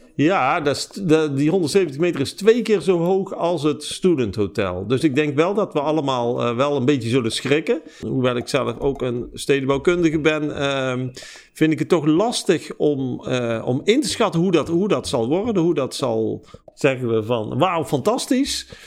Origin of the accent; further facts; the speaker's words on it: Eindhoven, North Brabant, Netherlands; ik ben geboren in Eindhoven